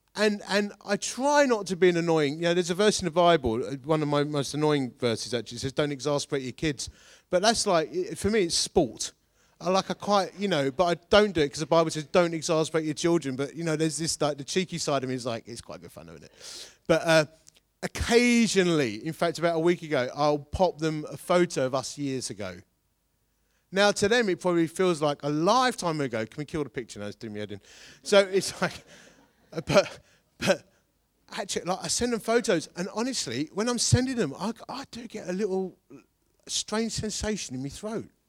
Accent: Hornchurch, London, United Kingdom; Growing up in Horn Church

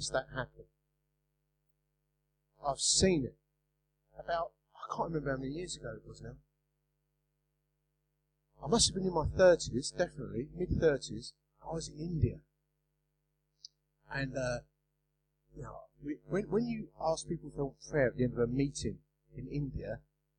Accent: Romford, London, United Kingdom; accent: Essex English; I'm from Romford, you know, I speak Essex English

